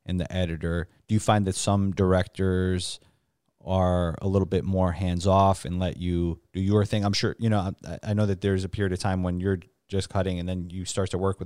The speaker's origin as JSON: {"language": "English", "town": "New York City", "region": "New York", "country": "United States", "said": "I'm from the Bronx"}